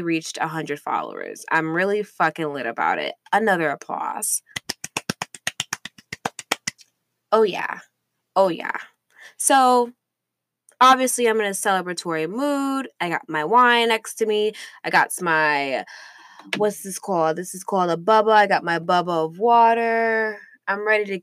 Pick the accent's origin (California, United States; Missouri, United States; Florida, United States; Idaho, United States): Missouri, United States; St. Louis; I grew up in St. Louis, Missouri